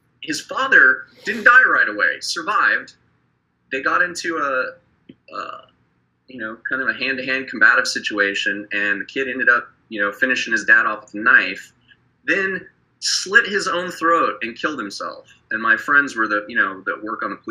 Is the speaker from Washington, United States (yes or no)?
no; Wyoming, United States; my hometown where I grew up in Wyoming